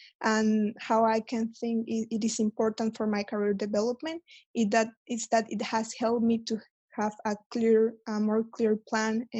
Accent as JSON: {"language": "English", "country": "Mexico", "moved": "as an adult", "lives_now": "London, United Kingdom", "said": "I am from Mexico. I moved to London back in September last year to start a master's in finance."}